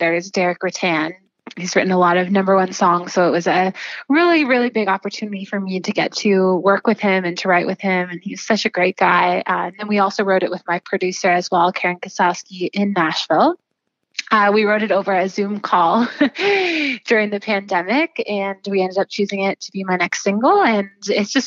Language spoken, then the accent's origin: English; Listowel, Ontario, Canada; I grew up in Listowel, just outside of Listowel on a dairy farm.